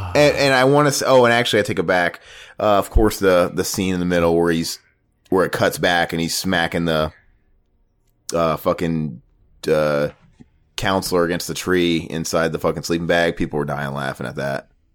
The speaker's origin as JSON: {"language": "English", "town": "Omaha", "region": "Nebraska", "country": "United States", "tie": "born or raised there", "said": "Omaha, Nebraska, my hometown"}